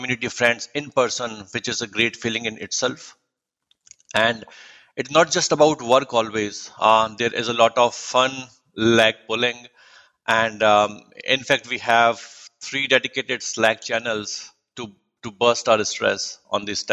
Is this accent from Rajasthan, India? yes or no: yes; Jodhpur, Rajasthan, India; moved away as an adult; now in United States; I'm from the Sun City of India named Jodhpur, also known as the Blue City, which belongs to the state named Rajasthan